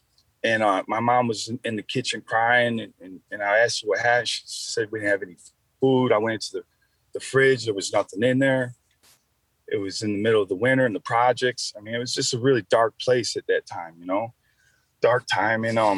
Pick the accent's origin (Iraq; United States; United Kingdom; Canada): United States; Chicago, Illinois; I grew up on the South Side of Chicago, 31st and Halsted, in the projects